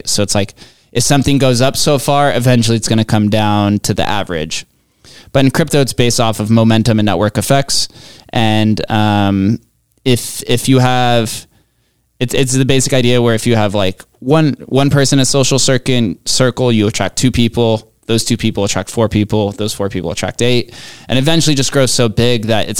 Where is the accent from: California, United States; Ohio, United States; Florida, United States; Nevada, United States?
Nevada, United States; Las Vegas; Growing up in Vegas